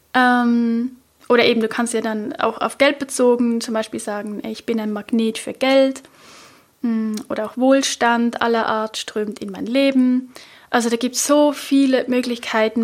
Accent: Switzerland; accent: Swiss German; first language Swiss German; ich bin ja Schweizerin, also ich spreche natürlich all diese Affirmationen nicht auf Hochdeutsch, sondern auf Schweizerdeutsch

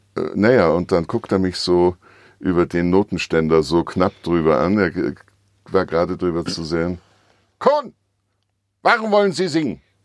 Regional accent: Vienna, Austria; moved away as an adult; now in Switzerland; ich vermisse natürlich meine Heimat Wien

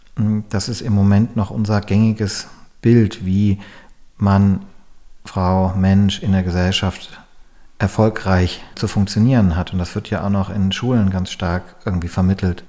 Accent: Germany; hier bei uns in Deutschland

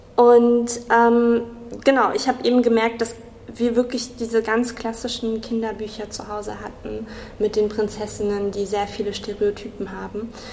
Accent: Kassel, Hesse, Germany; moved away as an adult; now in Marburg, Germany; komme ursprünglich aus Kassel, bin äh, hier zur Schule gegangen, habe hier studiert

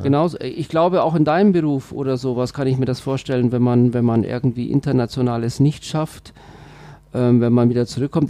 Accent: Switzerland; also born or lived in Bavaria; now in Germany; ich bin ja Schweizer, also wenn ich das mal so, so sagen darf, aber nur Zugereister. Ja. Ich fühle mich äh, total als Bayer

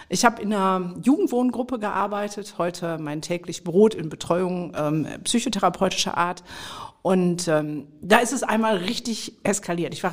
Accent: Mülheim an der Ruhr, North Rhine-Westphalia, Germany; wir kommen beide aus dem Pott, weil ja. Genau. wir sind ja hier in Mülheim, in meiner Heimatstadt. Ja. Hier bin ich groß geworden

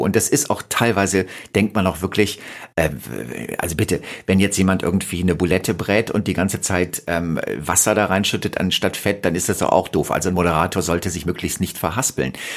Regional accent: Rhineland, Germany; moved away; also born or lived in Berlin; Ich bin im Rheinland groß geworden.

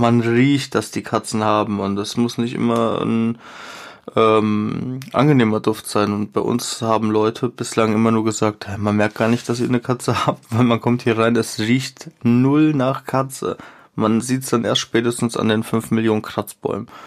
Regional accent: Germany; ich bin in Deutschland groß geworden.

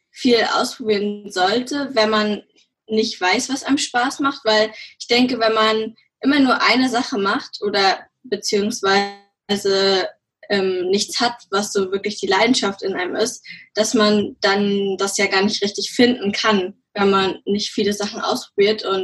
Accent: Schwerin, Mecklenburg-Vorpommern, Germany; ich bin 17 Jahre alt. Ich komme aus Schwerin

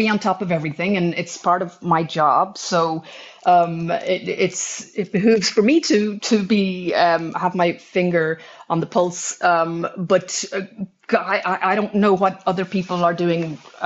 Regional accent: Ireland; as an Irish person

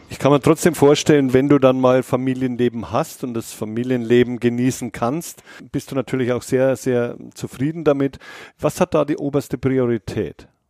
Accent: Bavaria, Germany; Ich komme ja selber aus Bayern

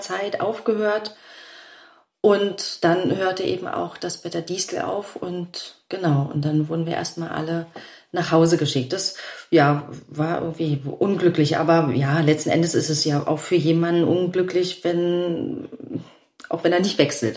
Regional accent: Rüdersdorf, Brandenburg, Germany; also born or lived in Berlin; ich bin ja auch, auch in Berlin aufgewachsen

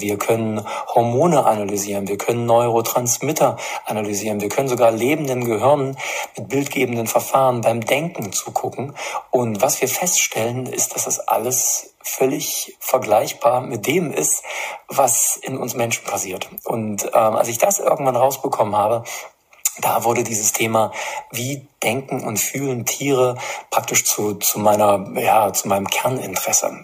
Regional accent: East Germany, Germany; now in Erfurt, Germany; damals in der DDR

